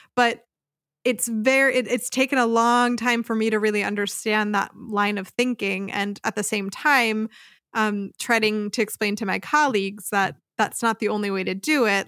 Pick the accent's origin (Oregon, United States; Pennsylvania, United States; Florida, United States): Pennsylvania, United States; outside of Philadelphia; moved away as an adult; now in Freiburg, Germany; I grew up outside of Philadelphia, Pennsylvania